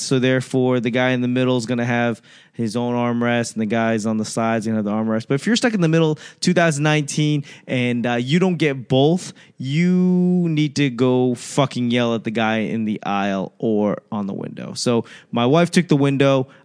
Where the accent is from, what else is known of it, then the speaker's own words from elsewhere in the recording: United States; as an American